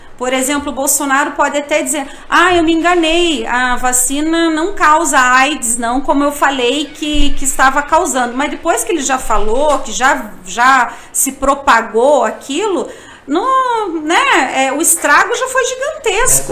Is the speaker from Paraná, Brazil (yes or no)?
yes; São José dos Pinhais, Paraná, Brazil; Eu sou de São José dos Pinhais, que é um dos municípios que é o Cinturão Verde